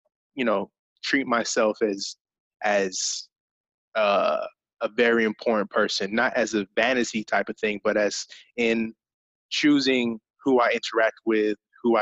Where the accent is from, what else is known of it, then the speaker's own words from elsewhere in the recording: England, United Kingdom; I grew up in England, so that was kind of a part of my upbringing